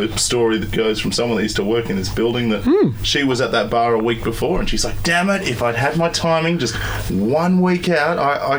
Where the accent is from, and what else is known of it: Australia